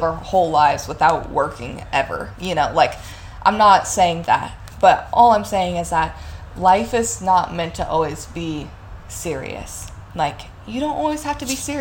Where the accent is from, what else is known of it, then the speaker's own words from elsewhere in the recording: Evansville, Indiana, United States; moved away as an adult; Evansville is nice, and, you know, like, I'm not gonna, like, super hate on my hometown